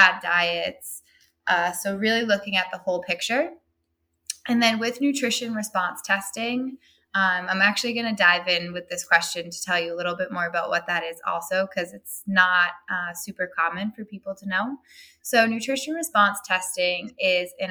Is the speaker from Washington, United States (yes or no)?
no; Burlington, Massachusetts, United States; I started my own practice in my hometown of Burlington, Massachusetts